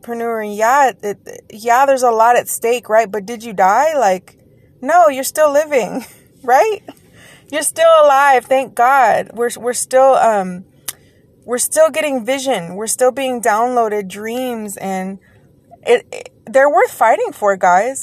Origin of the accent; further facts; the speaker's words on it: Texas, United States; Yes, I said daggone because I'm from Texas.